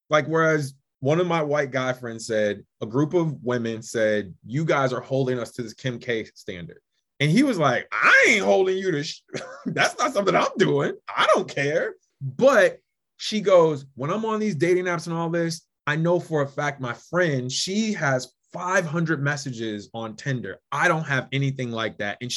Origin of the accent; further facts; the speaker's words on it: Midwest, United States; my thought is they were both indirectly affected in my mind, especially growing up in the Midwest, with immigrant inferiority complex.